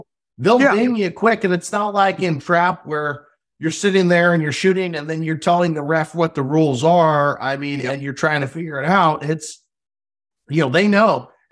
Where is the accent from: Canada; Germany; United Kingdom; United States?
Canada; And being Canadian, we were able to talk a lot. Cultures were very similar, Americans and Canadians, you know, just like trap shooting.